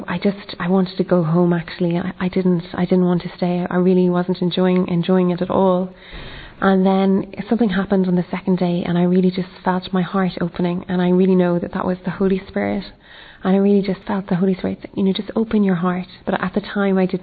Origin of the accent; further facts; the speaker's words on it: Ireland; I'm from Ireland, and I'm 26 years old